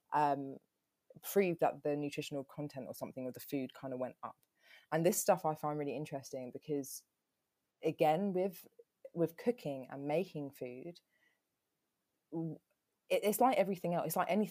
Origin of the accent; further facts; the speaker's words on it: London, United Kingdom; I'm from Peckham.